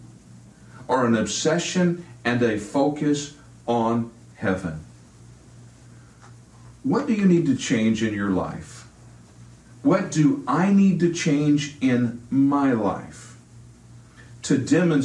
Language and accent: English; Virginia, United States; moved away; also born or lived in Fort Worth, Texas; Virginia is my home, so I'm a Southern boy. I was raised with Southern values of etiquette